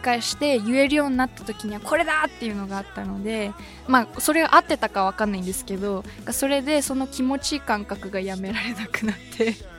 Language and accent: Japanese; suburbs of Tokyo, Japan; 東京の郊外に生まれ育ったんですけども